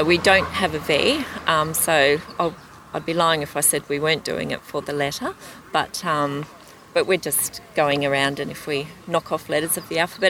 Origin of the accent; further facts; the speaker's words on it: Sydney, New South Wales, Australia; now in Queensland, Australia; because I'm from the Northern Beaches, that's all been in lockdown